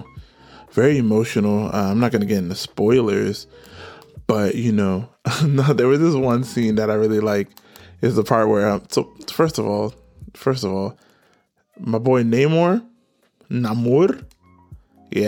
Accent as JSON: {"language": "English", "country": "Nigeria", "said": "I'm Nigerian."}